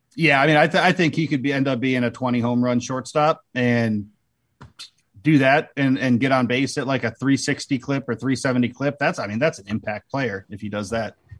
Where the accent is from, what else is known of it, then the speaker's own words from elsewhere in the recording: Annapolis, Maryland, United States; moved away as an adult; now in Wisconsin, United States; I grew up an Orioles fan, and uh, outside of Baltimore, I grew up in Annapolis